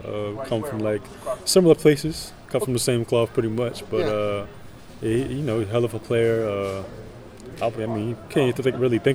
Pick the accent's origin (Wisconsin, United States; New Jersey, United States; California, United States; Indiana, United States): New Jersey, United States; No, I'm from New Jersey.